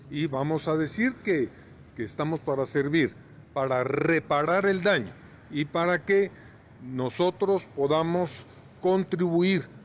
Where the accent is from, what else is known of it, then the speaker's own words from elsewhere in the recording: Quetzaltenango, Guatemala; los quetzaltecos